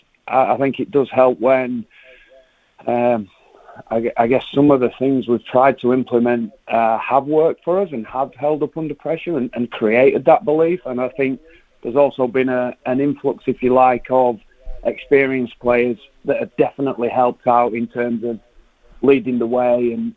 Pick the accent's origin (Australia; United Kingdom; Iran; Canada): United Kingdom; England; moved away as an adult; now in New Zealand; as an English guy coming in here